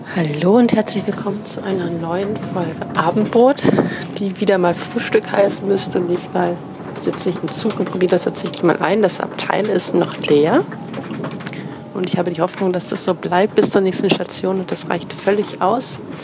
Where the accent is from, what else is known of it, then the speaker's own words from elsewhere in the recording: Cologne, North Rhine-Westphalia, Germany; als äh, Kölnerin